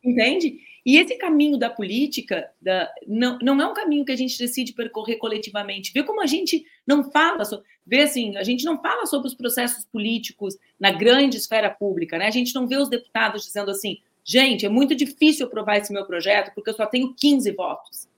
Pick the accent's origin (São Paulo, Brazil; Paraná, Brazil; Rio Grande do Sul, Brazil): Rio Grande do Sul, Brazil; Pedro Osório; lá em Pedro Osório, onde eu cresci. Tenho muito orgulho de ter crescido lá.